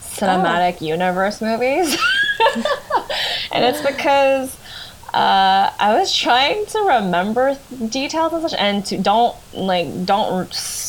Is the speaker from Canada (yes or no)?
yes; Canada; I feel very proud to be Canadian